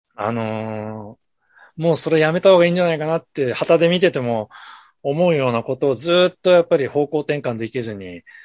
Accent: Ashikaga, Tochigi, Japan; moved away; also born or lived in Tokyo / New York; 僕は栃木県の足利市というところの出身なんですけど

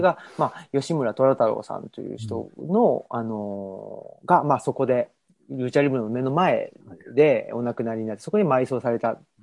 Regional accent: Urawa, Saitama, Japan; 埼玉の浦和で育ち

